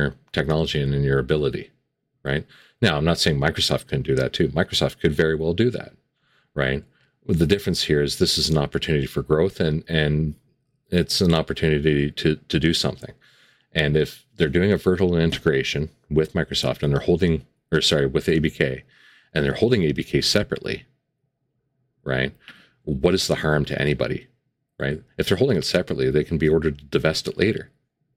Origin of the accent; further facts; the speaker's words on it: Canada; Being a Canadian